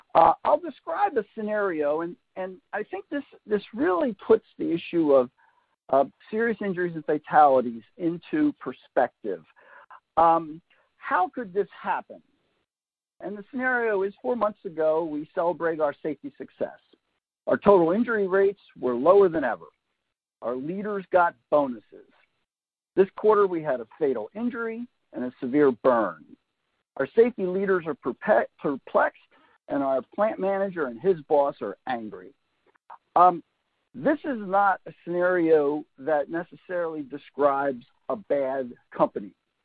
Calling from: Raleigh, North Carolina, United States; Since I'm coming from Raleigh, North Carolina, where I live, it is indeed the afternoon.

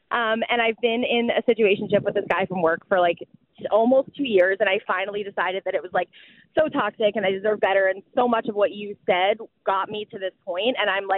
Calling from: New York, United States; I'm calling from New York. I'm standing on a crazy, busy street.

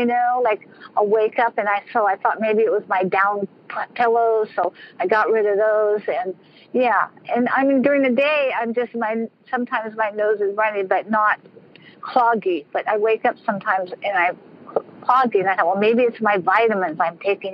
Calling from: California, United States; From California.

